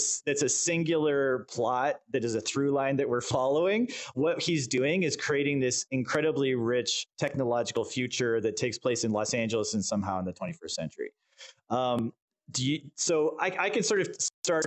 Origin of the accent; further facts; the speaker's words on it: Canada; I'm Canadian